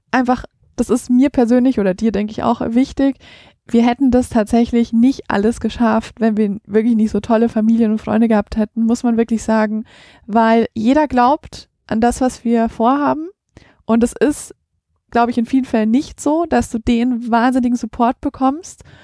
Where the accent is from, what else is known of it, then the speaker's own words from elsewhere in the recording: Croatia; Ich komme aus Kroatien.